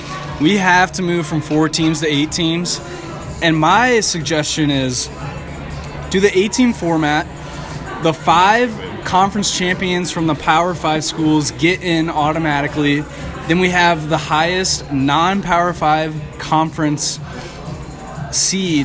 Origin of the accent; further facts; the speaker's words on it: Carmel, Indiana, United States; I'm from Carmel, Indiana